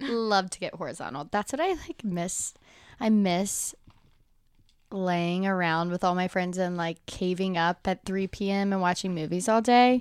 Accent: Alabama, United States; I am from Alabama, and I went to the University of Alabama, so obviously so many people from, like, my hometown, everyone goes there.

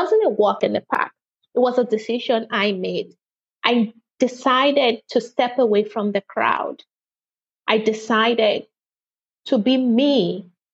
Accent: Nigeria; now in United Kingdom; I'm a Nigerian by birth and British by marriage

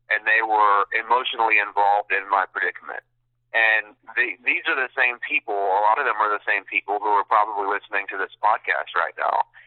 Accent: United States; as a veteran and as an American

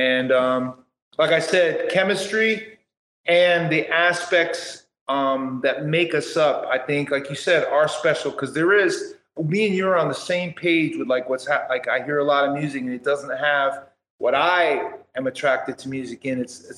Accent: Portland, Oregon, United States; now in Houston, United States; I came from Portland, Oregon. And now that I'm here in Houston, Texas

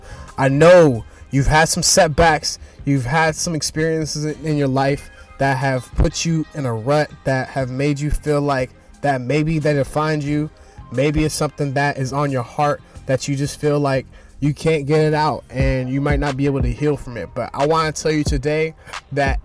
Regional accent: Boston, Massachusetts, United States; I'm from Boston, Massachusetts

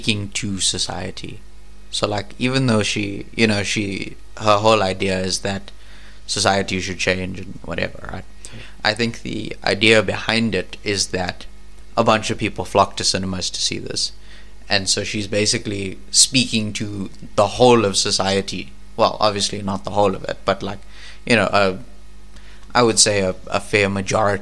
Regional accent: South Africa; I'm South African

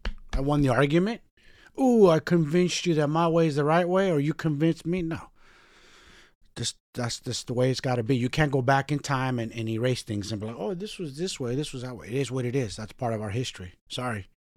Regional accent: San Francisco, California, United States; You know, what's crazy for me is I grew up around everything, growing up in San Francisco.

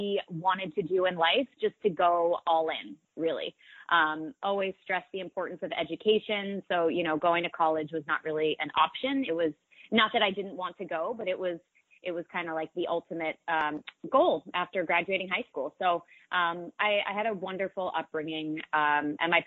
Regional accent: Newton, Massachusetts, United States; I grew up right outside of Boston in a community called Newton, Massachusetts, in a town called Newton, Massachusetts.

